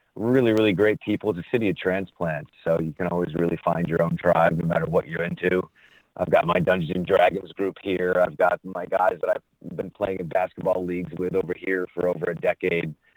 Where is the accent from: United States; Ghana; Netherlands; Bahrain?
United States; Canajoharie, New York; I'm originally from upstate New York, the uh, Albany area, small town west of Albany, uh, about 2,500